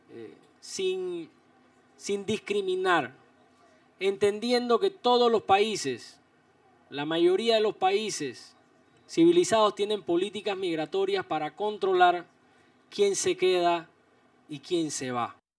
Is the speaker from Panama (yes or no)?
yes; Panama; como panameños